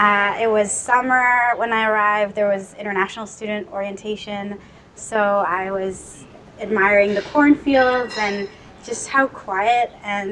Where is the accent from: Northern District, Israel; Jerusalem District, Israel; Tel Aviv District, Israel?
Tel Aviv District, Israel; Tel Aviv; moved away as an adult; now in Grinnell, United States; I'm from Tel Aviv, Israel, which is very far away from here.